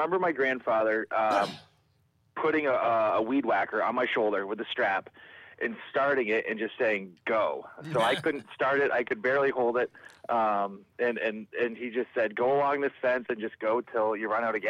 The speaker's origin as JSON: {"language": "English", "area": "Niagara, Canadian side of the border", "region": "Ontario", "country": "Canada", "tie": "born or raised there", "also_born_or_lived": "Windsor, New York", "moved": "as an adult", "lives_now": "Upstate New York, United States", "said": "my family is we're Canadians. So we grew up, you know, I grew up on the Canadian side of the border"}